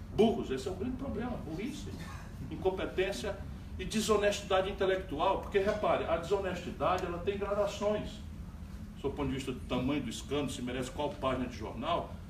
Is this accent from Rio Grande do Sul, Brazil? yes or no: no; Sobral, Ceará, Brazil; moved away; Eu saí de Sobral, mas Sobral não saiu de mim, não vai sair jamais.